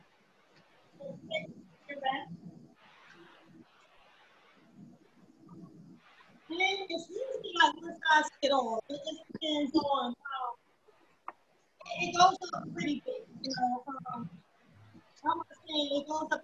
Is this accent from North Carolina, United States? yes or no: yes; Taylortown, North Carolina, United States; also born or lived in Brooklyn, New York; I was born and raised in Taylortown, North Carolina.